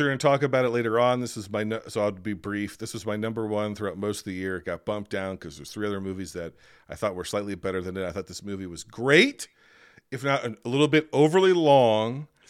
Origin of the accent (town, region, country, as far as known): United States